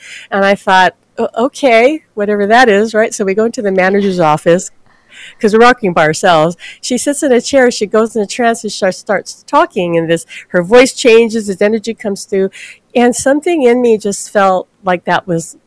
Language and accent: English; Hawaii, United States; I'm born and raised in Hawaii